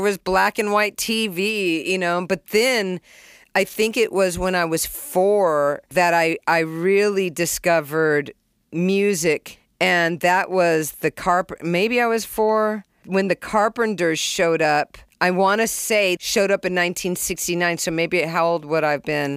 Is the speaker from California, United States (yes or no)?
yes; California, United States; also born or lived in Springfield, Massachusetts; I was born in Springfield, and at one years old, which I don't remember, we moved to California. I was raised with three brothers and one sister.